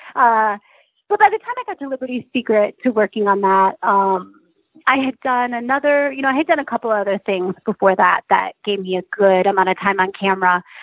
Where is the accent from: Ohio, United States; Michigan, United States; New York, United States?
Michigan, United States; Chelsea; I grew up in Chelsea, Michigan, which is actually a very artistic community